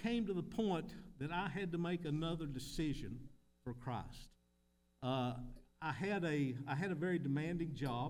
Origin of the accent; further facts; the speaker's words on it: Middlesboro, Kentucky, United States; I'm from Middlesbrough, Kentucky.